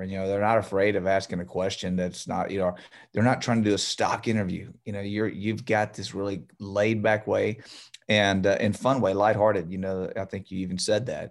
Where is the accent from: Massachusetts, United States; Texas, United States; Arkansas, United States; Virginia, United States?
Texas, United States; Beaumont; I'm from here. I'm from Beaumont